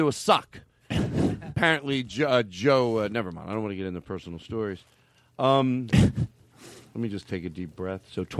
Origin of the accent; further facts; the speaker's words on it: Australia; born there; And when I say bings to you, it's because I was born in Australia.